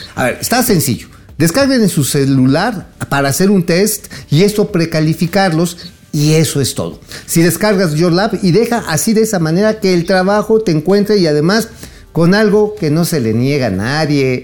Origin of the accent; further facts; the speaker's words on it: Mexico; como mexicano